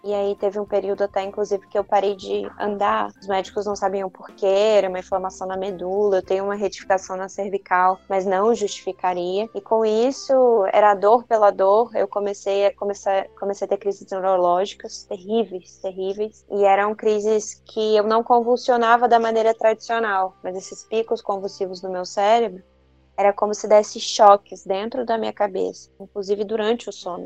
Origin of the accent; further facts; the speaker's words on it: Espírito Santo, Brazil; also born or lived in Vitória, Espírito Santo; eu sou do Espírito Santo